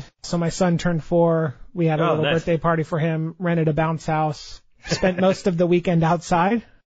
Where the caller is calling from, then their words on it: Dallas, Texas, United States; Dallas, Texas.